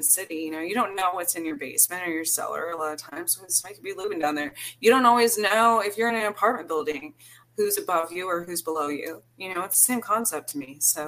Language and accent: English; New Mexico, United States; because I came from New Mexico. I've been back there in different experiences.